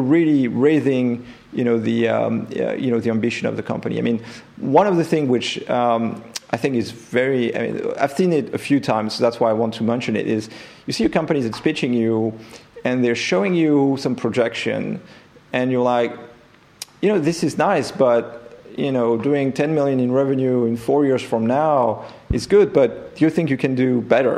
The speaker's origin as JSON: {"language": "English", "country": "France", "also_born_or_lived": "Silicon Valley", "accent": "French", "second_language": "English", "moved": "as an adult", "said": "my accent will remain French"}